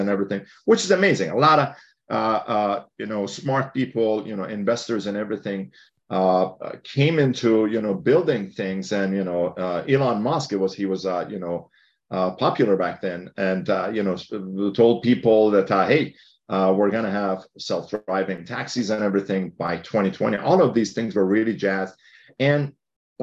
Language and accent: English; Iran; now in Mountain View, United States; I grew up in Iran